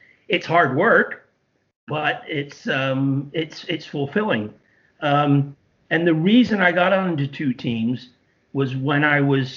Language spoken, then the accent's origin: English; Accrington, North West England, United Kingdom; now in Canada; I support my hometown team. That's born and raised in Accrington